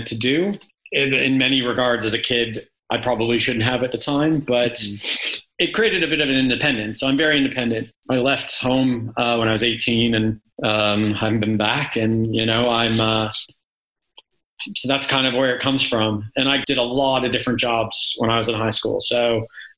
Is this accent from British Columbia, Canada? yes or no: no; Toronto, Ontario, Canada; now in United Kingdom; I grew up in Toronto, Canada, in the suburbs